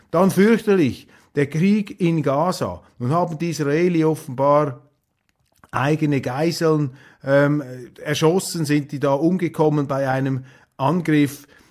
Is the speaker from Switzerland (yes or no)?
yes; Switzerland; als Schweizer